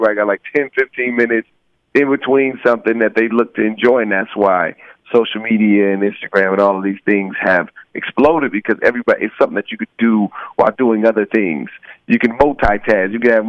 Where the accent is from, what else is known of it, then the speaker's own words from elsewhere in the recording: Rialto, California, United States; the name stems from the area that I grew up in Rialto, California. It was mm-hmm. a pretty kind of rough pocket at the time.